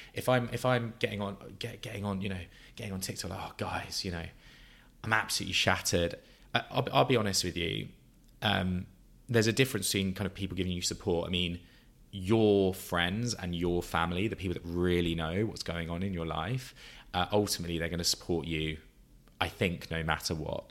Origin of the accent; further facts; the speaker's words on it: Brighton, South East England, United Kingdom; moved away; my hometown from Brighton, South Coast